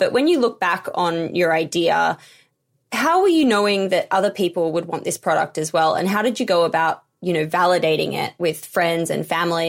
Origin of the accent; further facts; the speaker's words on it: Queensland, Australia; Where I grew up in Queensland